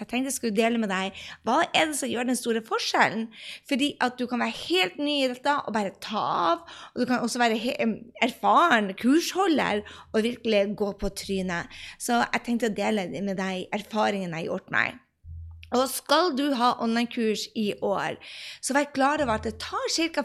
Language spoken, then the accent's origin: Norwegian; Andøya, Nordland, Norway; der jeg kommer fra, fra Andøya, så er det 4000 mennesker